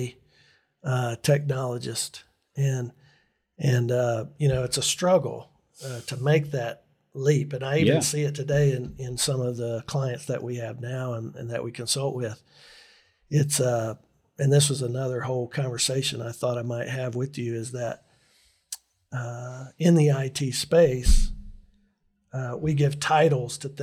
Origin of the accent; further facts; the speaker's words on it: Northeast Alabama, United States; moved away; also born or lived in Tallahassee, Florida / Montgomery, Alabama; I was raised in Northeast Alabama